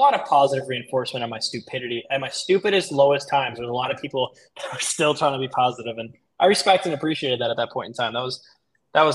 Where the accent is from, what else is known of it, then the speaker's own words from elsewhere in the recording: Michigan, United States; moved away as an adult; also born or lived in Miami, Florida; now in Sarasota, United States; I was born in Miami, so I lived there the first 10 years of my life, and then Michigan the rest, and then I just moved back down.